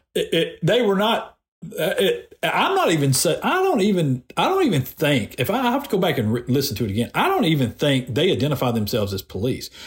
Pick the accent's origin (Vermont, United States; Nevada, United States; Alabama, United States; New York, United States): Alabama, United States; Decatur; moved away; i am from Decatur. Um, I know a bunch of people in Decatur still. My parents still live in Decatur, and most of my family still lives there